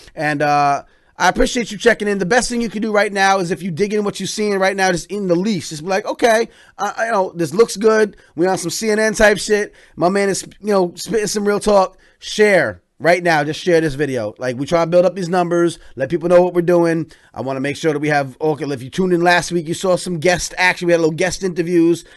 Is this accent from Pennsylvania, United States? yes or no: yes; Upland, Pennsylvania, United States; now in New York City, United States; I was born outside of Philly, man, Upland, Chester area